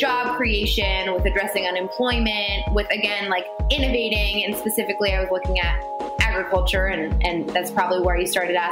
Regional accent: Washington, District of Columbia, United States; I was born and raised in Washington, D.C.

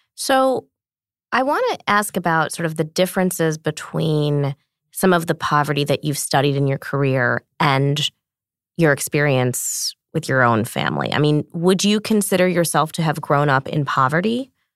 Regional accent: Montclair, New Jersey, United States; I grew up in New Jersey

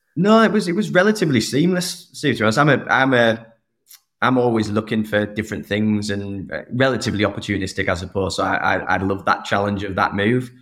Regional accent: Saltburn, North East England, United Kingdom; moved away as an adult; also born or lived in United States; I grew up in the northeast of England, a small town called Saltburn

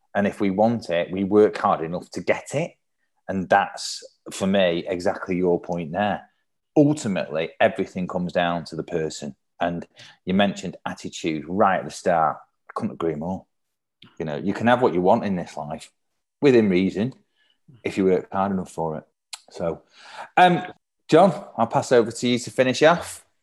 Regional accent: Manchester, North West England, United Kingdom; I'm born and brought up in Manchester

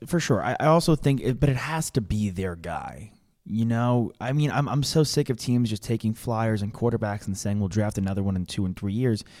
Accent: New York, United States; growing up in New York

